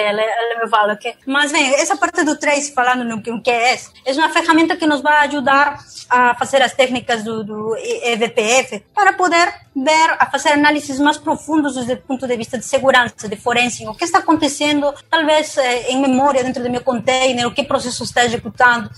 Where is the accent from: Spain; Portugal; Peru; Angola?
Peru; Portuguese is a second language; now in Brazil; eu sou do Peru, mano. Todo mundo percebe meu sotaque.